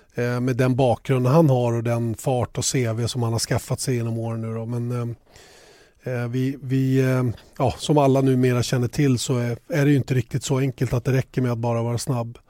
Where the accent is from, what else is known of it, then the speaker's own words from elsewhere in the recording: Sweden; oss svenskar